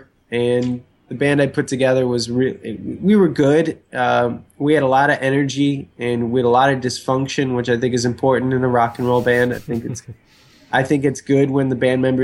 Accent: Buffalo, New York, United States; moved away; I grew up in Buffalo, New York, the other side of the state

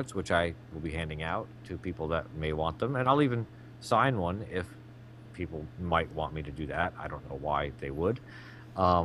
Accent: United States; I'm the American

